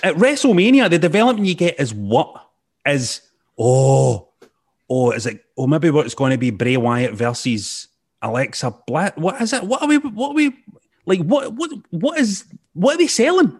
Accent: Scotland, United Kingdom; as a Scottish guy

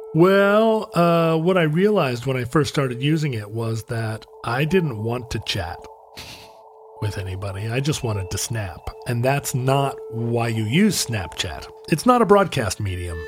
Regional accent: Alaska, United States; the resort that I grew up skiing at in Alaska

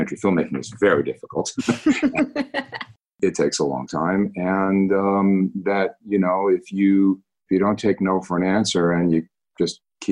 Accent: New York, United States; now in California, United States; I grew up in New York

